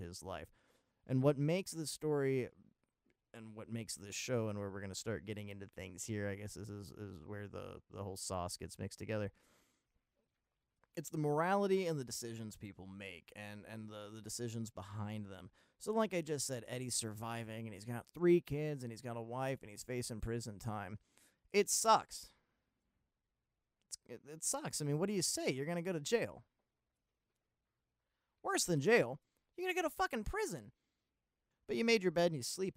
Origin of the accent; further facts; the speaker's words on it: Maryland, United States; I'm from Maryland.